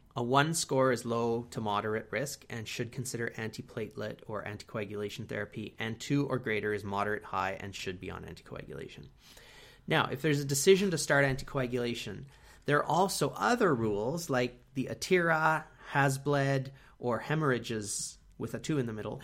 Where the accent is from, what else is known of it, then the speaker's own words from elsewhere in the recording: Canada; we are from Canada